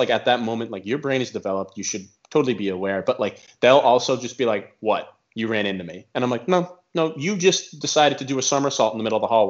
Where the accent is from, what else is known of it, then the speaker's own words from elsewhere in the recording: Arkansas, United States; I'm from Arkansas.